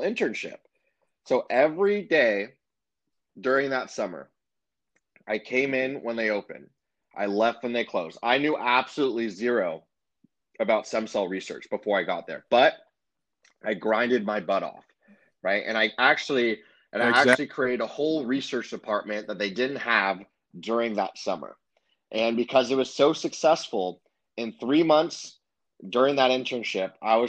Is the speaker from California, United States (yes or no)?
yes; Los Angeles, California, United States; I'm from Los Angeles